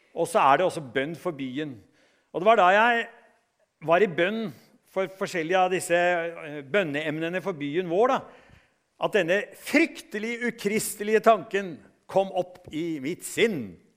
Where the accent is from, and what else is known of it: Norway